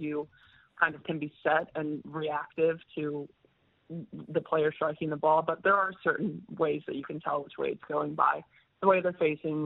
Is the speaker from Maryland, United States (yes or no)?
no; Edmond, Oklahoma, United States; moved away as an adult; now in Brisbane, Australia; I'm from Edmond, which is right outside Oklahoma City.